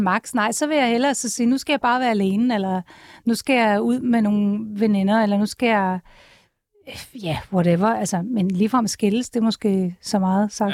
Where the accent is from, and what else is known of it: Copenhagen, Capital Region of Denmark, Denmark; born or raised there